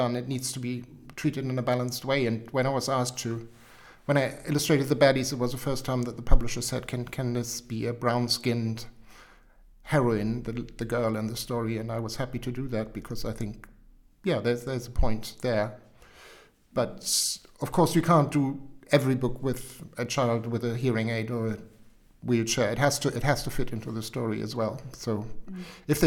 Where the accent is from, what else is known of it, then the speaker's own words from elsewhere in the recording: Hamburg, Germany; English is a second language; moved away as an adult; also born or lived in Wiltshire; now in United Kingdom; I was born in Hamburg and lived in Hamburg for 25 years